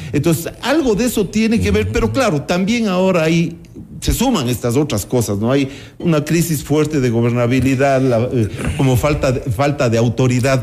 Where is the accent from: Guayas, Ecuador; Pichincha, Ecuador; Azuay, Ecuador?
Azuay, Ecuador; Cuenca; en mi infancia en Cuenca, por ejemplo, todavía veíamos, y a mi propia escuela habían niños que iban descalzos